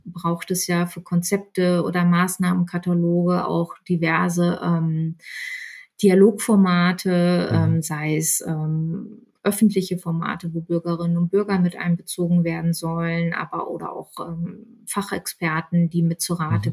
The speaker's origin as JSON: {"language": "German", "town": "Bielefeld", "region": "North Rhine-Westphalia", "country": "Germany", "tie": "born or raised there", "also_born_or_lived": "Berlin", "moved": "as an adult", "said": "bin dann mit meinem ähm, jetzigen Mann nach Bielefeld gezogen, ist meine Heimatstadt"}